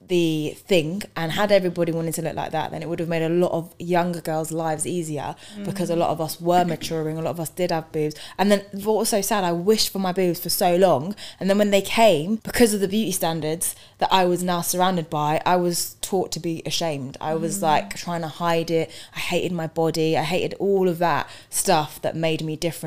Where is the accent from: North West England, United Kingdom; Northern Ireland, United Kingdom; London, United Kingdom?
London, United Kingdom; also born or lived in Barnet, North London; I grew up in East London.